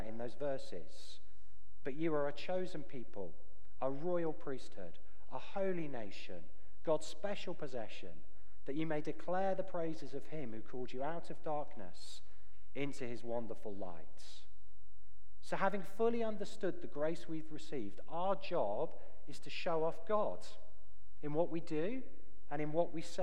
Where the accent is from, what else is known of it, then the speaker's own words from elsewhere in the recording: United Kingdom; moved away; As a Brit